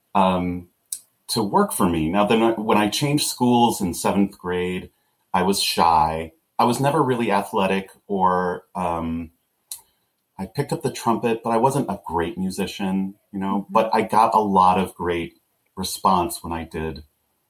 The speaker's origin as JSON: {"language": "English", "town": "Webster", "region": "New York", "country": "United States", "moved": "as an adult", "lives_now": "Chicago, United States", "said": "I am from upstate New York. I'm from the Rochester, New York area, a little suburb called Webster"}